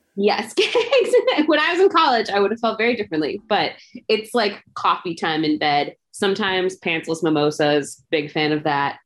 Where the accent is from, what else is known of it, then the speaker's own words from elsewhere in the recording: Chicago, Illinois, United States; I grew up in Chicago